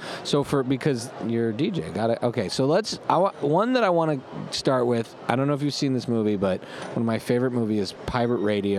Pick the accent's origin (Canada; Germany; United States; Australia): Canada; Montreal, Quebec; We grew up in Montreal